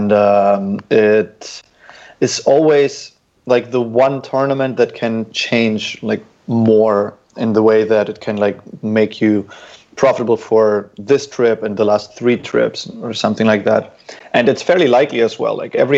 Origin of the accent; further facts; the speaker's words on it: Dortmund, North Rhine-Westphalia, Germany; moved away as an adult; also born or lived in St. Petersburg, Russia / Munich, Germany; I grew up in Germany, therefore, in Western Germany, which is just in a medium-sized to big-sized city called Dortmund.